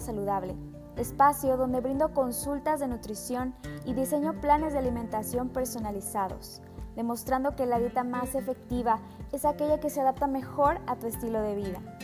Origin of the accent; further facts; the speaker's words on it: Veracruz, Mexico; Soy veracruzana de corazón